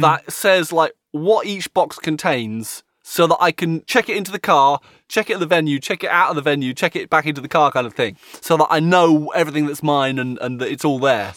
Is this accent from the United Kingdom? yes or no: yes; United Kingdom; as a Brit